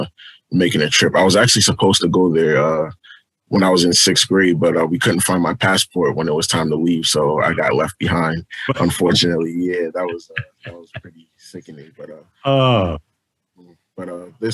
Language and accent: English; Philadelphia, Pennsylvania, United States; moved away as an adult; also born or lived in Trenton; I'm from Philadelphia. I was born in Trenton, but I lived in Philadelphia pretty much my whole life up until last year